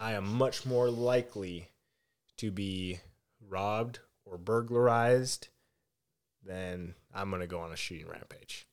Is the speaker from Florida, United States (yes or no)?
no; Minneapolis, Minnesota, United States; I am from Minneapolis